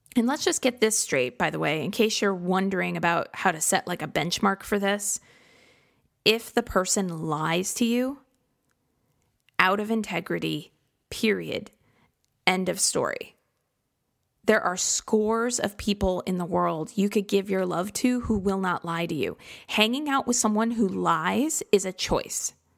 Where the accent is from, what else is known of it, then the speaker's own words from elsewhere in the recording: Midwest, United States; growing up in the Midwest